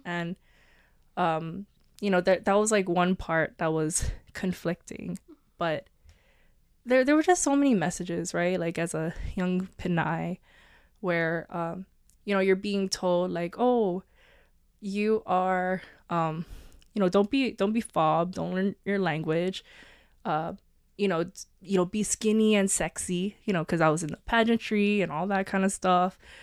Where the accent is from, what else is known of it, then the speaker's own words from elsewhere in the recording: Honolulu, Hawaii, United States; also born or lived in Oregon; I went to Farrington High School. I'm from Kalihi